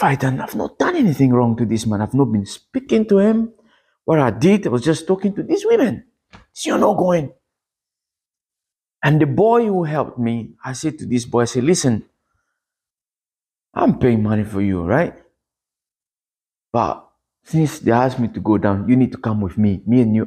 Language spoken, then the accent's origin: English; DR Congo; moved away; I am from the Congo, Democratic Republic of Congo.